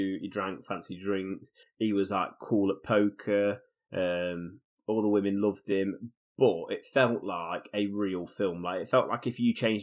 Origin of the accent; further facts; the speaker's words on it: United Kingdom; as two British people